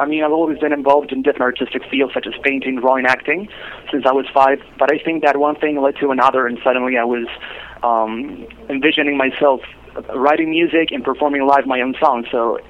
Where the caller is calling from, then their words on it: Bolivia; I'm calling from Bolivia.